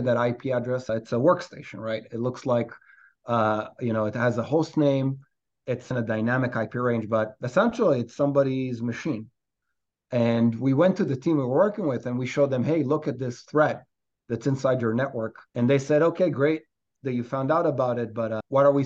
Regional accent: Israel; moved away as an adult; now in New York, United States; I'm a New Yorker today, but originally from Israel.

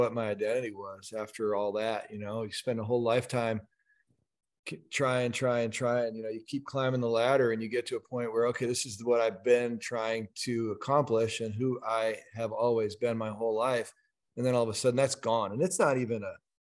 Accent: United States; as Americans

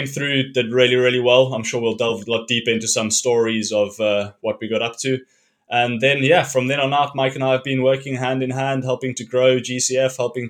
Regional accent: Cape Town, Western Cape, South Africa; I grew up in Cape Town

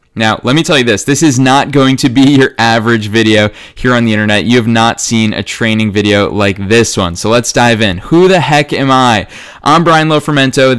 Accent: Marlborough, Massachusetts, United States; my hometown of Marlborough, Massachusetts

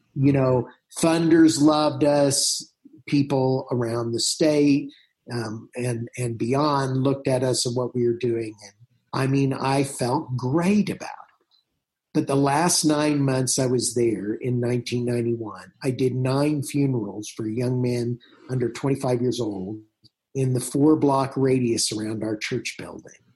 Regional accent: southern Indiana, United States; moved away as an adult; also born or lived in French Lick, Indiana / Huntingburg, Indiana / Whiteland, Indiana; now in Boulder, United States; I grew up um, in small in churches in southern Indiana.

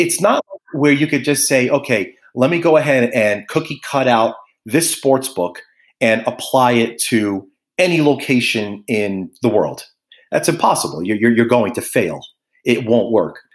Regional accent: New York City, New York, United States; I was born in Brooklyn, uh, graduated out of St. John's University in Queens

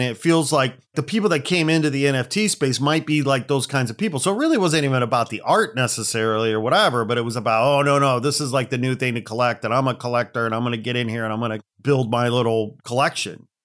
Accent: Gary, Indiana, United States; now in Los Angeles, United States; I hail from the Midwest outside Chicago. I was born in Gary, Indiana

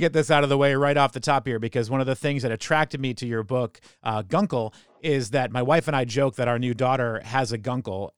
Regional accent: New Hampshire, United States; moved away as an adult; now in Baltimore, United States; I grew up in New Hampshire

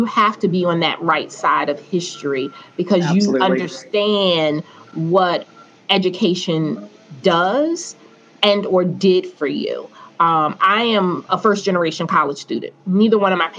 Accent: Newark, New Jersey, United States; I was fortunate and blessed enough that I grew up in Newark in the 80s

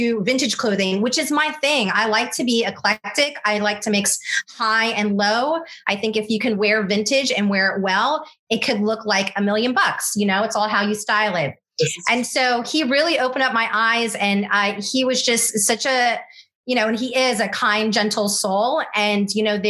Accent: Orlando, Florida, United States; also born or lived in Miami, Florida; now in Charleston, United States; I grew up in Orlando, Florida, and in the 90s

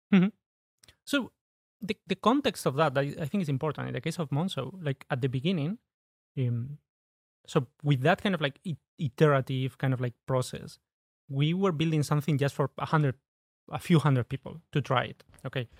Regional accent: Spain; English is a second language; moved away as an adult; now in United Kingdom; I'm originally from Spain. When I moved, uh, to the U K

